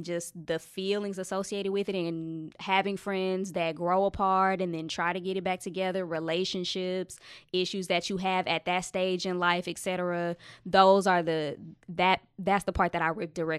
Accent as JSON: {"language": "English", "region": "Texas", "country": "United States", "said": "So I'm from Texas, so a lot of the stuff I write is about the places that I've lived."}